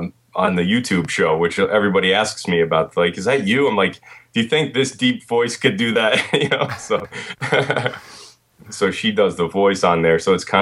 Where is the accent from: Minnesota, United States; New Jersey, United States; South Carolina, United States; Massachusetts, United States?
New Jersey, United States; Yeah, my entire life, you know.